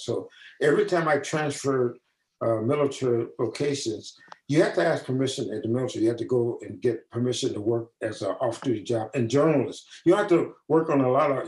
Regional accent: St. Louis, Missouri, United States; moved away as an adult; I was from the Midwest, St. Louis

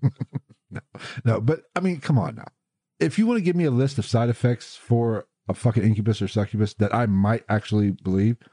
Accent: West Virginia, United States; moved away; I was born in West Virginia

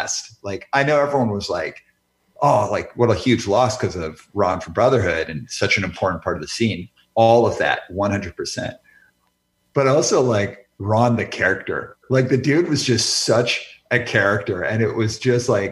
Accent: Calgary, Alberta, Canada; moved away; also born or lived in Vancouver; I grew up in Calgary, Alberta. So like by the time I moved out to Vancouver

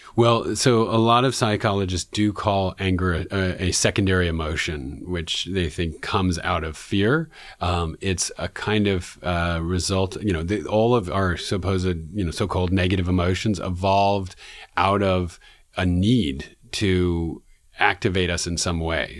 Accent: New York City, New York, United States; one of my experiences as a young person growing up in Man-, in Manhattan in New York City

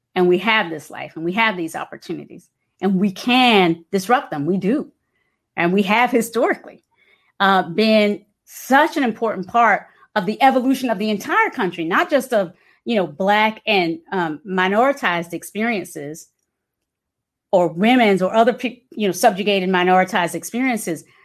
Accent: Hampton, Virginia, United States; moved away as an adult; also born or lived in Kinston, North Carolina / Charlottesville, Virginia; now in San Francisco, United States; raised in Hampton, Virginia

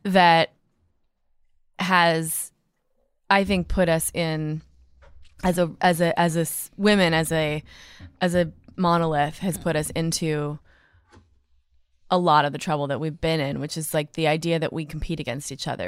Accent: Minneapolis, Minnesota, United States; I was born in Minneapolis

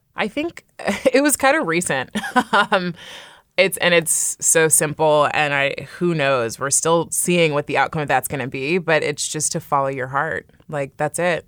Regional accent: California, United States; now in New York, United States; I grew up in California and I live in New York now

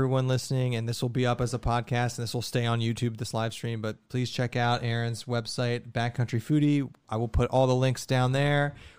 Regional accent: Columbus, Ohio, United States; we're from Columbus

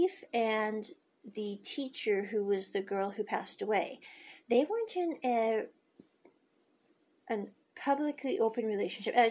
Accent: United States; moved away; I came from America, and when I was growing up as a kid

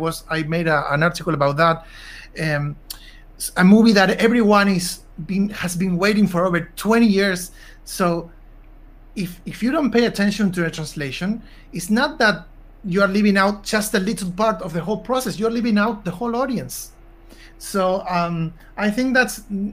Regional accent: Argentina; I'm from Argentina

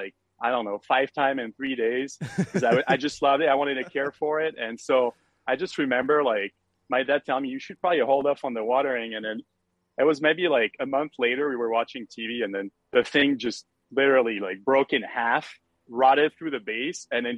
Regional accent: Paris suburbs, Île-de-France, France; moved away as an adult; also born or lived in North Carolina; now in San Diego, United States; I grew up in France near Paris, in the Parisian suburb

